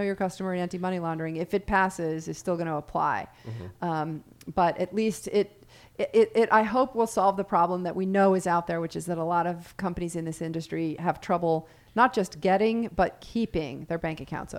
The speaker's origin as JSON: {"language": "English", "region": "Wyoming", "country": "United States", "tie": "born or raised there", "said": "I'm a big steak eater. I grew up on steak in Wyoming."}